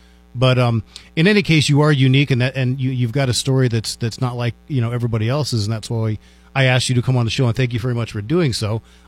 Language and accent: English; Washington, District of Columbia, United States; now in Las Cruces, United States; I grew up in Washington, D.C.